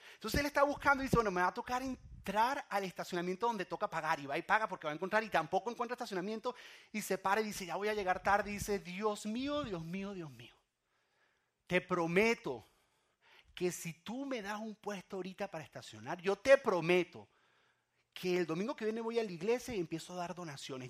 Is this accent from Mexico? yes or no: no; Venezuela; moved away; yo soy de Venezuela